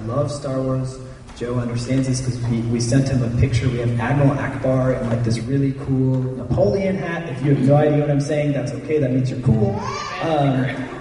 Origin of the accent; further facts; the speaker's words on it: Germany; moved away; I grew up in Germany